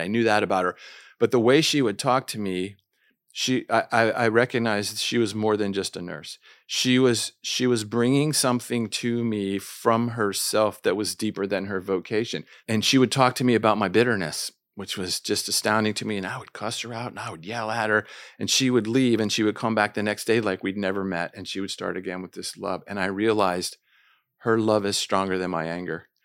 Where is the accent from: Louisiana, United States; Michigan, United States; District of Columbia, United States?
District of Columbia, United States; Washington; moved away as an adult; also born or lived in Jordan; I'm from Washington, D C